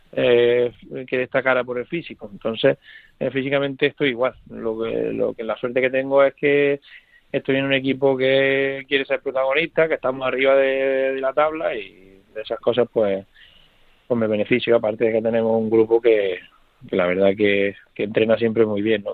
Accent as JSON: {"language": "Spanish", "town": "Córdoba", "region": "Andalusia", "country": "Spain", "tie": "born or raised there", "moved": "yes", "said": "Córdoba es el equipo donde, donde crecí, el equipo de, de mi tierra"}